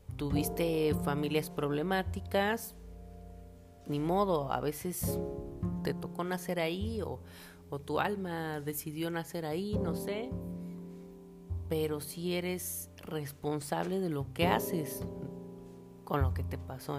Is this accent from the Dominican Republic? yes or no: no; Mexico; also born or lived in El Salvador; Yo nací aquí en México, pero me fui a vivir un tiempo a El Salvador